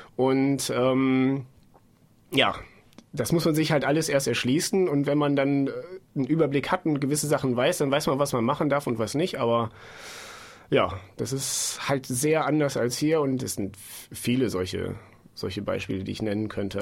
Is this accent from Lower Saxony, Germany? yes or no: yes; Bad Rothenfelde, Lower Saxony, Germany; moved away as an adult; also born or lived in Bielefeld; now in Munich, Germany; Ich komme auch eigentlich aus der Nähe von Osnabrück